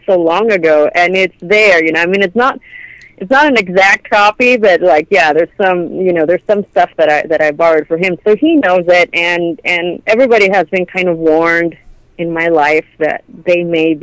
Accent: Mexico; moved away as an adult; now in Canada; I'm Mexican, right? And I grew up in Mexico. I didn't move to Canada until I was an adult

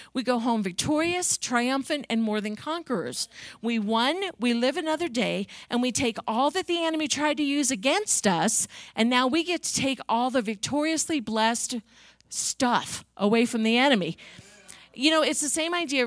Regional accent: Long Island, New York, United States; I grew up on Long Island in New York

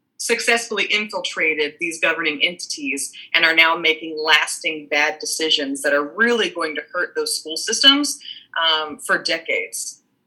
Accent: Cincinnati, Ohio, United States; I am from the southwestern tip of Ohio um, in the Cincinnati area

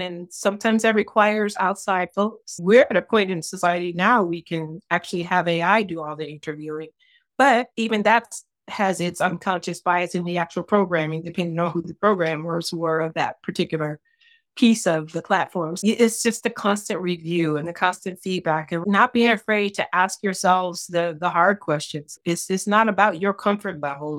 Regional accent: Detroit, Michigan, United States; I grew up in Detroit, Michigan in the sixties and seventies.

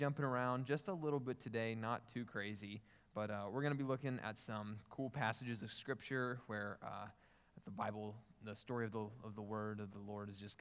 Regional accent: Newcastle, Oklahoma, United States; moved away as an adult; now in Houston, United States; I'm from Newcastle, Oklahoma

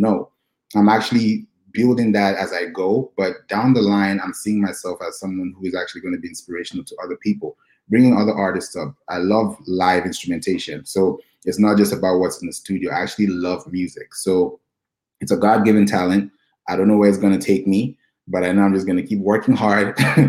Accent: Nigeria; also born or lived in Kenya; Yeah, I'm originally from Nigeria, and I grew up also in Kenya as well. So I've had a lot of diversity.

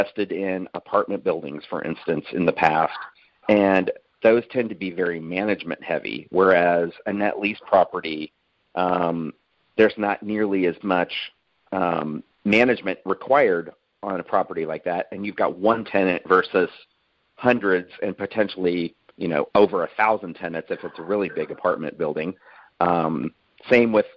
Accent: Kansas City, Missouri, United States; now in Austin, United States; I grew up in Kansas City.

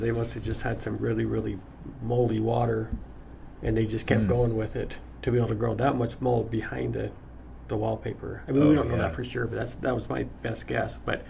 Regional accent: Utah, United States; I'm from Utah.

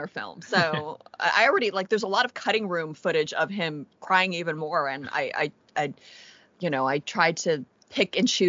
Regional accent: California, United States; growing up in California

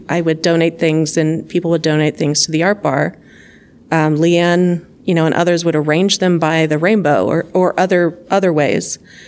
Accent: the South, United States; I grew up in the South, all over the South, and you have an idea of what like rural Tennessee looks like.

